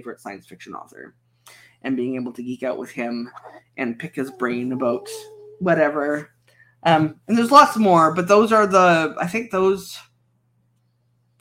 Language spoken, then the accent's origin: English; Canada